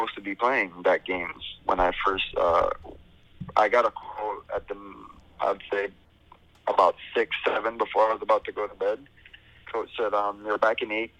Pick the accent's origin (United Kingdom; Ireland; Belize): Belize; moved away as an adult; also born or lived in Montreal; now in California, United States; I grew up in Belize for what, 18 years, and then I come here in California